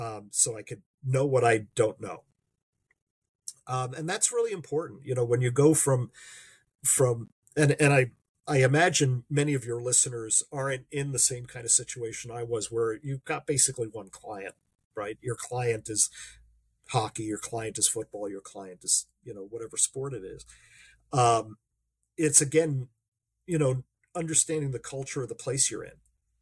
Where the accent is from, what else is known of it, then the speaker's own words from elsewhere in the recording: United States; also born or lived in Long Island, New York; I'm an American